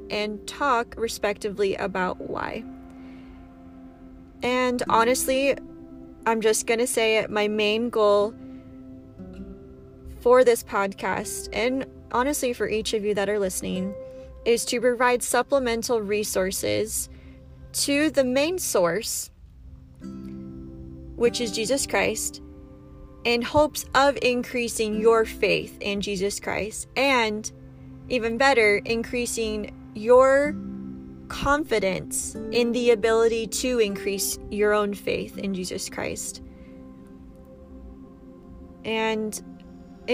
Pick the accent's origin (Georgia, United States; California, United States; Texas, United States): California, United States; San Diego; moved away as an adult; now in Utah, United States; I am from San Diego, California. Big shout out to my Powie peeps. However, I do currently live in Utah